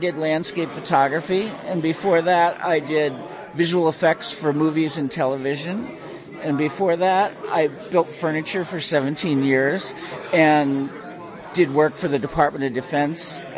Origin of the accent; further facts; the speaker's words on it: Carbondale, Pennsylvania, United States; I grew up in Carbondale near Honesdale